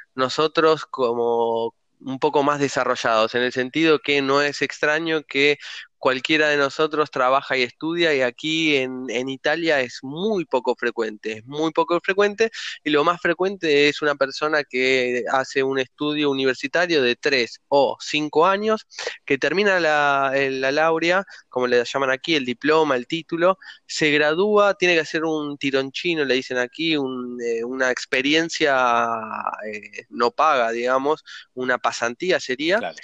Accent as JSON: {"language": "Spanish", "country": "Argentina", "also_born_or_lived": "Italy", "moved": "as an adult", "said": "soy argentino"}